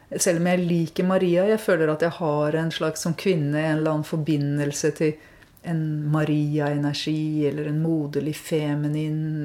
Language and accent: Norwegian; Norway; jeg vokste opp i Norge